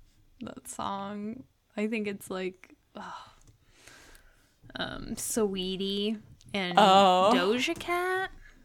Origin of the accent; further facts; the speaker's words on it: the South, United States; growing up in the South